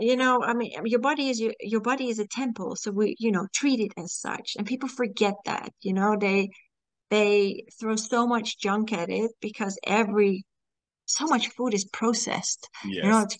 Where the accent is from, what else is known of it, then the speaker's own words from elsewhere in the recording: Singapore; also born or lived in Malaysia; Yeah, I grew up in Singapore, Malaysia, so that's different too.